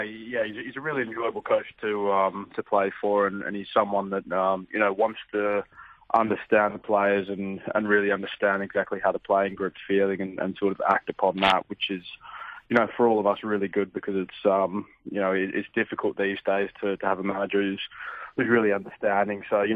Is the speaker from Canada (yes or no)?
no; Australia; And I think being an Australian, you're still always... involved in some way or another